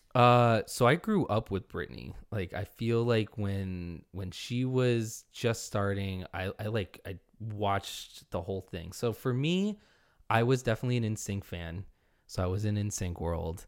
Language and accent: English; upstate New York, United States; I'm from upstate New York, very close to you